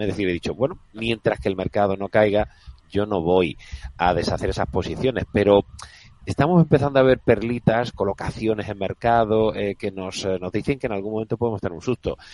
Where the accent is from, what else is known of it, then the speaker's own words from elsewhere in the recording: Andalusia, Spain; accent: Andalusian; soy muy clarito con mi acento andaluz, que después de 50 años no lo, no lo he perdido